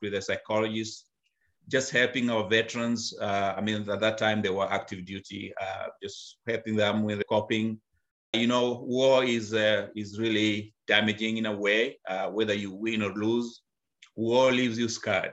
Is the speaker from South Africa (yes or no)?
no; Kenya; moved away as an adult; now in United States; I was born and raised in Africa, Kenya, where I went to school